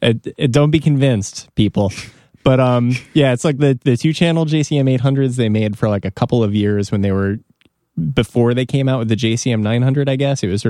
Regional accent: Evanston, Illinois, United States; I grew up in Evanston, which is like on the border of Chicago.

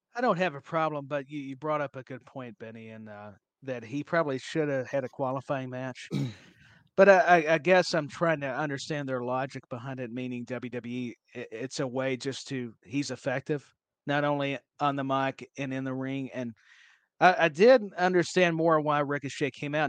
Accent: Tennessee, United States; I'm from Tennessee

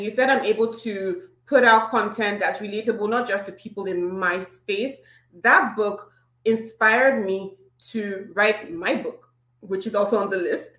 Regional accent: eastern Nigeria, Imo, Nigeria; right now it actually is my hometown and it's in Imo State, and that's the eastern part of Nigeria.

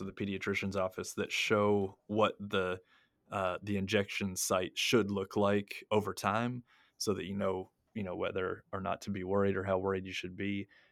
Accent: United States; now in Japan; I'm an American

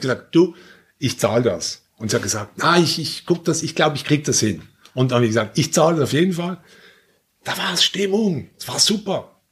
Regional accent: Basel, Basel-Stadt, Switzerland; Ihr fliegt jetzt in meine Heimatstadt

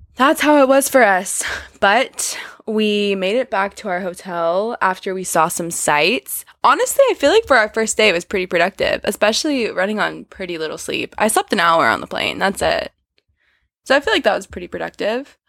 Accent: United States; We are clearly American

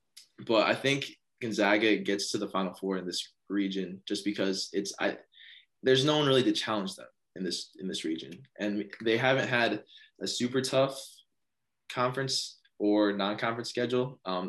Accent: Michigan, United States; we're both from Michigan

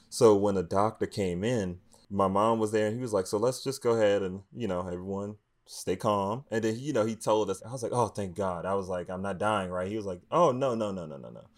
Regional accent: Washington, District of Columbia, United States; I grew up in Washington, D C, in, you know, low-income neighborhood and a cost area in Southeast

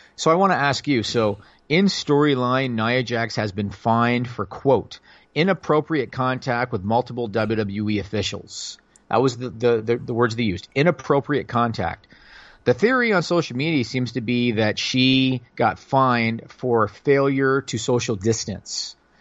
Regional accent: Canada; I'm Canadian

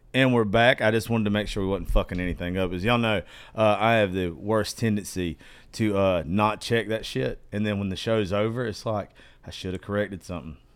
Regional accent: Georgia, United States; I'm dyslexic from Georgia

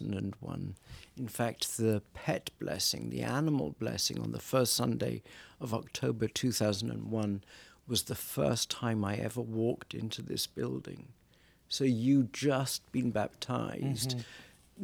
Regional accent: South Wales, United Kingdom; also born or lived in Cambridge; now in California, United States; I started with the church in Wales, because I'm a Welshman. I'm not English.

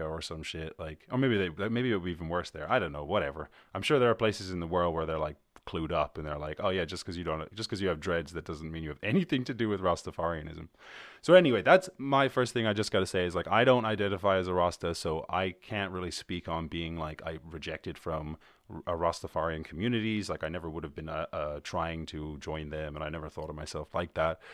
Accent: Ireland; I'm from Ireland

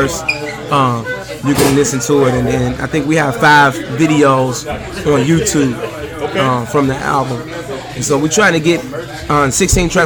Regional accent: Chicago, Illinois, United States; accent: Chicago; I'm from the West Side.

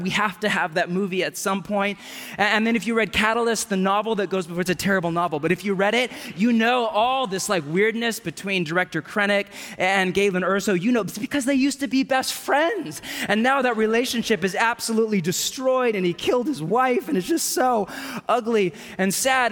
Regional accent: Bay Area of California, United States; moved away; I grew up in the Bay Area of California

